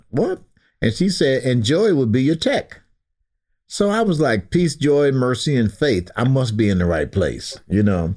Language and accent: English; Baltimore, Maryland, United States; I'm born and raised in West Baltimore